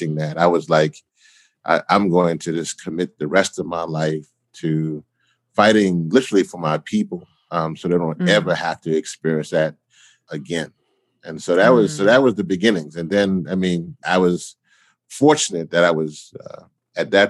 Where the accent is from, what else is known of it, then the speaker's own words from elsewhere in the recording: Louisiana, United States; moved away; also born or lived in Washington, D.C.; I was in Washington, D.C. When Hurricane Katrina hit, but I'm originally from Louisiana.